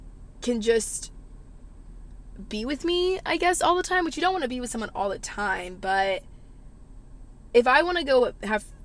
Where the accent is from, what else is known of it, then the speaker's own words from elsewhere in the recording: the South, United States; Growing up in the South, I feel like I've learned so much